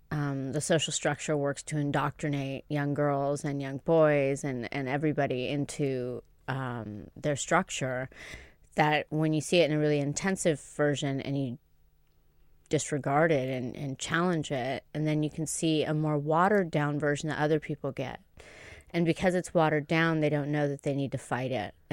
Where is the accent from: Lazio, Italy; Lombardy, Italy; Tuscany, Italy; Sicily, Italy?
Tuscany, Italy; I grew up in Tuscany in a Duke's estate, so suck it.